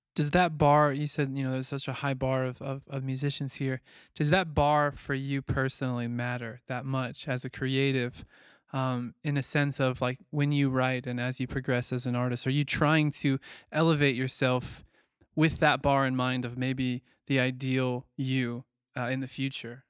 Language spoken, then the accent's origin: English; Missouri, United States; that's like a Missouri trait. Like where we're from, like the whole state's looking for a deal